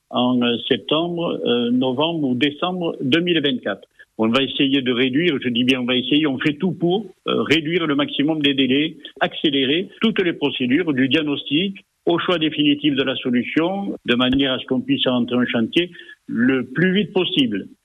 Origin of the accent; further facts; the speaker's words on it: Venezuela; now in France; Moi, je viens du Venezuela. Là-bas, il fait chaud toute l'année